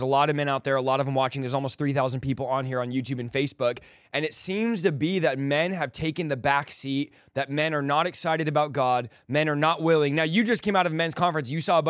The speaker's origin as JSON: {"language": "English", "region": "California", "country": "United States", "said": "Now, I'm from California, but I don't play around."}